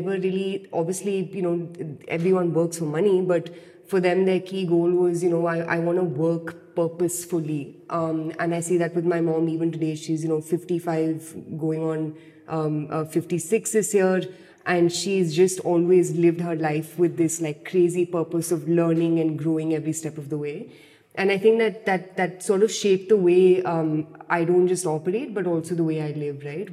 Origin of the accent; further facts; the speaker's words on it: Delhi, India; I've been born and brought up in Delhi. I've lived here my whole entire life